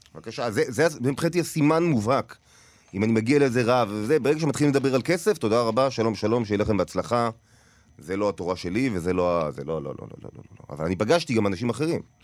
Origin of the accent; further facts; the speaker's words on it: Tel Aviv, Tel Aviv District, Israel; also born or lived in Paris; נולדתי לא רחוק, ב- בתל אביב, ליד, אה, כיכר המדינה